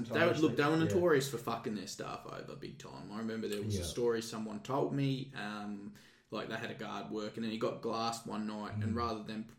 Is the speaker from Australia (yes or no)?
yes; Tasmania, Australia; And at the time when I came from Tasmania, there was no sort of restraints training.